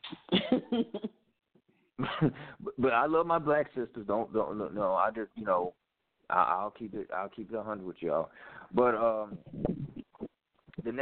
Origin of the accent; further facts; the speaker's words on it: Memphis, Tennessee, United States; I'm from Memphis